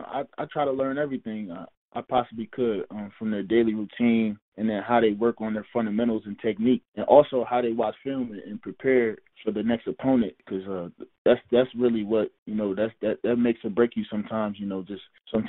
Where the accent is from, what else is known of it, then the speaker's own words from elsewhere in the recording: Newburgh, New York, United States; the city of Newburgh, where I grew up